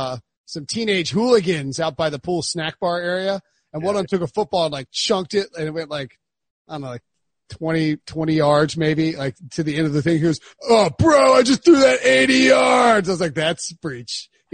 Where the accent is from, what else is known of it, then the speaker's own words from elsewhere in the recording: Waterloo, Iowa, United States; he would have played for their minor league team and also my hometown team, the Waterloo Bucks.